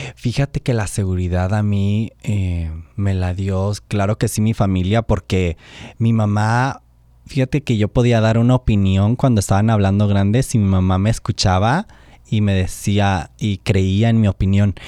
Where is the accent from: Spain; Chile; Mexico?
Mexico; Oaxaca; born or raised there